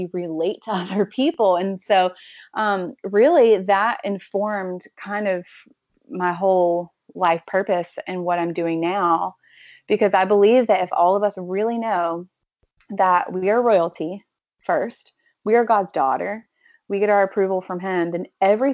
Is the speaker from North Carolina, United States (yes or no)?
yes; North Carolina, United States; now in Los Angeles, United States; I am from North Carolina